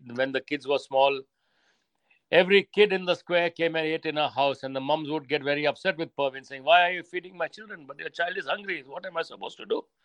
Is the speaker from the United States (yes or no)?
no; India; now in United Kingdom; Growing up in India is very different to growing up in Britain, I would imagine you know here people like to be to beat or uh, by themselves whereas in india everybody is interfering in your life sometimes it's too much but they're all over you all the time and I, we yeah. grew up in that environment